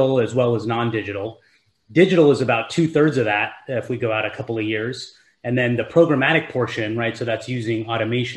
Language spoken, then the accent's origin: English; Silicon Valley, California, United States; I grew up here in Silicon Valley